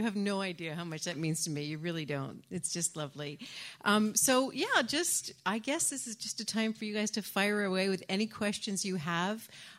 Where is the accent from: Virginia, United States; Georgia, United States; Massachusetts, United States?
Massachusetts, United States; from Massachusetts, and. Hi, Kathy. Hi, and I'm retired now